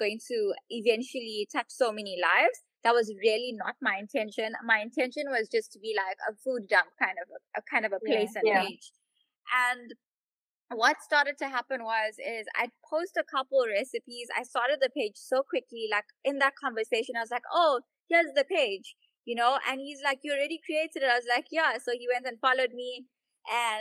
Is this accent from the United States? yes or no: no; Durban, KwaZulu-Natal, South Africa; I'm from Durban. Born and bred in Durban.